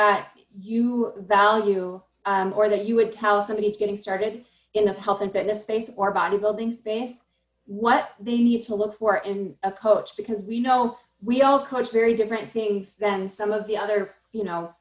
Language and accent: English; Madison, Wisconsin, United States; I'm from Madison, Wisconsin